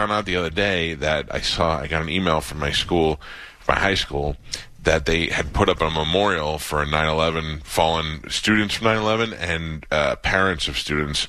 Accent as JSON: {"language": "English", "town": "New York City", "region": "New York", "country": "United States", "tie": "born or raised there", "said": "So I grew up in Staten Island."}